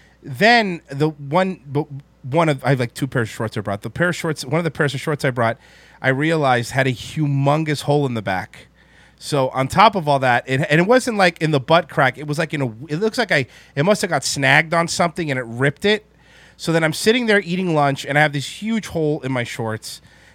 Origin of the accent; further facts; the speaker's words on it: Florida, United States; I'm from Floridian